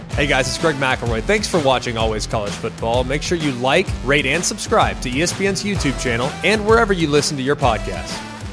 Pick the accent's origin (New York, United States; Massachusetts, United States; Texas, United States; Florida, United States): Texas, United States; Dallas; I'm from Dallas